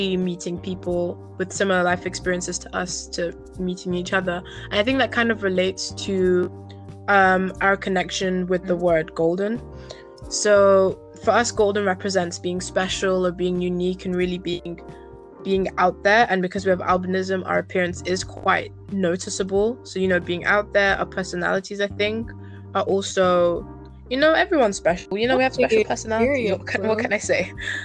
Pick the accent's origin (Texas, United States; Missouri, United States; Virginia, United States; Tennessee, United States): Virginia, United States; now in Netherlands; I was born in the States as well, in Virginia